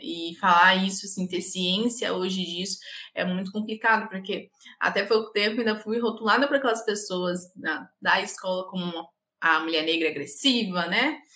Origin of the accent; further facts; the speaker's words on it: Ilhéus, Bahia, Brazil; sou baiana, do interior da Bahia, Ilhéus.